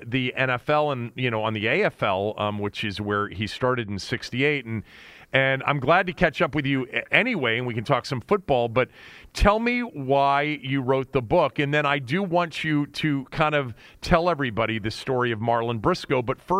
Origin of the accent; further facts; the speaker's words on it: Washington, District of Columbia, United States; a born and raised Washingtonian growing up in this town.